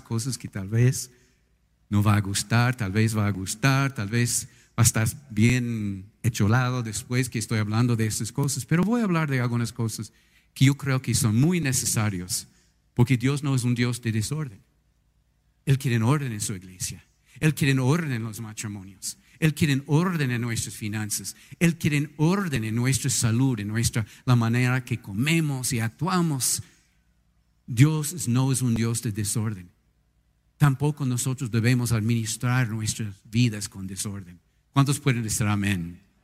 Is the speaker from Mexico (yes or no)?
no; United States; Spanish is a second language; now in Ecuador; en mi país, en los Estados Unidos